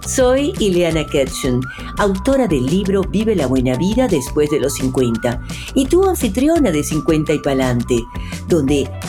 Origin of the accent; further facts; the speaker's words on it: Maracaibo, Zulia, Venezuela; Sí, porque aunque ella es de Beirut, somos ambas de Maracaibo y hemos crecido